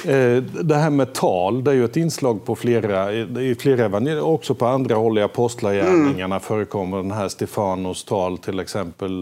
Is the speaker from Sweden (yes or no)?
yes; Småland, Sweden; accent: Småländska; mitt småländska ja, ja. barndomsspråk